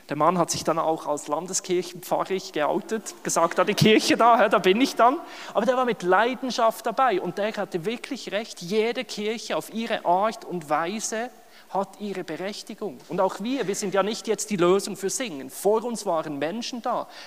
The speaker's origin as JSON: {"language": "German", "region": "Bern", "country": "Switzerland", "tie": "born or raised there", "lives_now": "Germany", "said": "Ich bin in der Westschweiz, in Bern aufgewachsen, oder? Auch wenn man es an meinem Hochdeutsch nicht hört, ich bin Schweizer."}